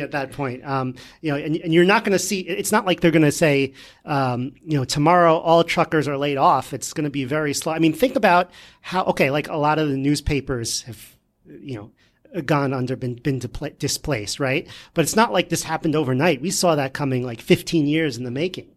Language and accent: English; New York, United States; we're from New York here, so if you want to learn how to speak in New York